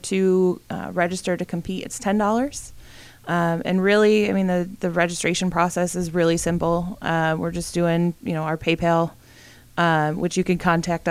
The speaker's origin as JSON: {"language": "English", "town": "Brockport", "region": "New York", "country": "United States", "tie": "born or raised there", "said": "I grew up out on the west side in Brockport, you know, pretty small town"}